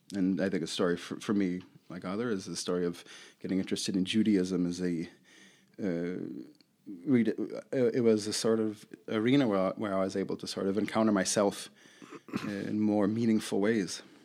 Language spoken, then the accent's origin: English; Chicago, Illinois, United States; I grew up in Rogers Park, West Rogers Park in Chicago